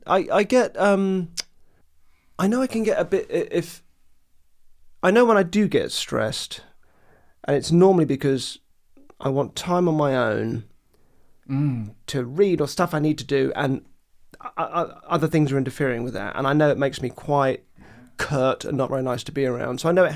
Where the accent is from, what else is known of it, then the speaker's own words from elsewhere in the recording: Purley, London, United Kingdom; I grew up in Purley, which is real sort of Daily Mail suburbia.